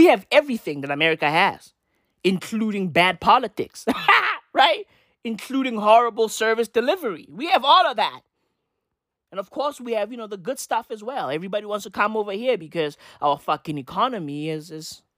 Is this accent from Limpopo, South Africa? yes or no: no; Johannesburg, Gauteng, South Africa; I'm a fucking Joburger, right? I'm a Joburger